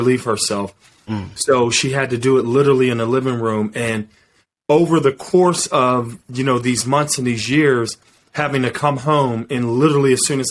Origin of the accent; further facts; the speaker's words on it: Wilkinsburg, Pennsylvania, United States; I'm from Pittsburgh